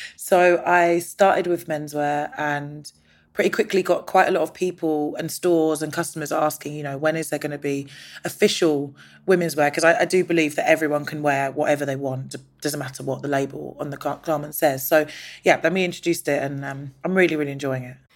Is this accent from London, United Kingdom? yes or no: yes; London, United Kingdom; I was born in London, but my mum's Indian and my dad's Nigerian and my stepdad is Jamaican.